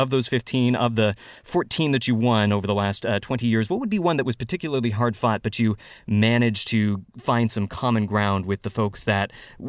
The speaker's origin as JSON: {"language": "English", "town": "Milpitas", "region": "California", "country": "United States", "tie": "born or raised there", "said": "I grew up in Milpitas"}